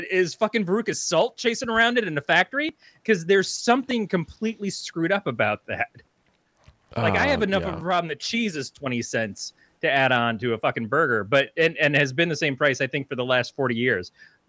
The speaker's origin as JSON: {"language": "English", "region": "Oregon", "country": "United States", "said": "Well, I'm from Oregon."}